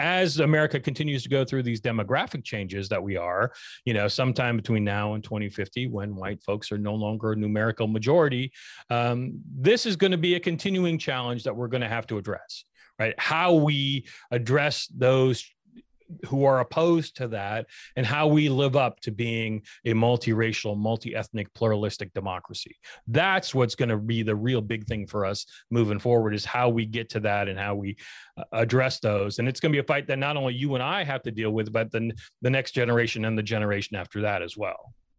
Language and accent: English; Spokane, Washington, United States; I grew up in Spokane